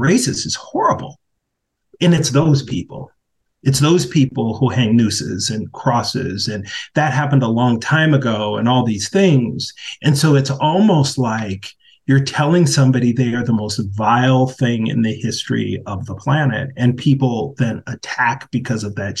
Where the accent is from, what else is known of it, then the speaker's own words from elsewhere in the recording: Minneapolis, Minnesota, United States; the uprisings in my hometown